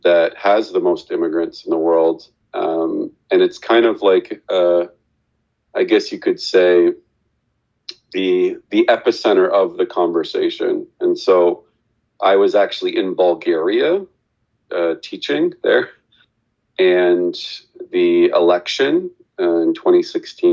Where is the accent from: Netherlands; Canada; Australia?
Canada; I'm from Canada, but I am the son of two immigrants to Canada